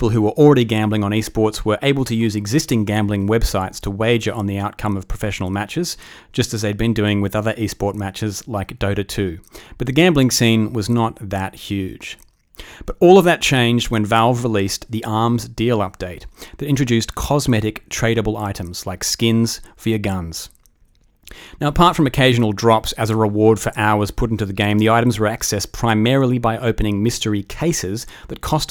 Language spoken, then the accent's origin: English; Australia; accent: Australian; I come from a country that loses more money gambling per capita every year than any other country. If you cannot tell from my delicious accent, that country is Australia.